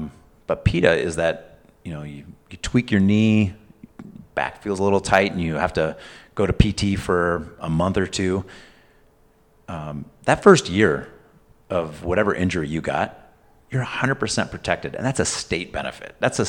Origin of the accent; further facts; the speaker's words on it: California, United States; now in Illinois, United States; So now I'm in Illinois and I'm not a Californian anymore.